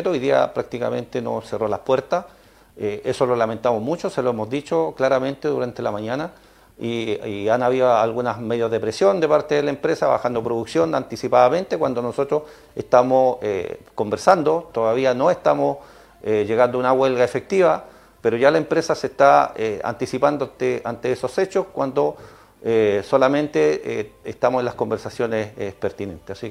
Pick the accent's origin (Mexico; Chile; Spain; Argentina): Chile; Eh, somos chilenos, tenemos que ganar.